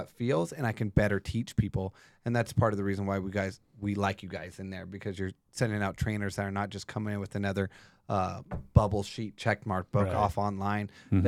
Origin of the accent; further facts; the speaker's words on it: Yucaipa, California, United States; born there; I was born in San Bernardino, Yucaipa in California in the water, which was illegal.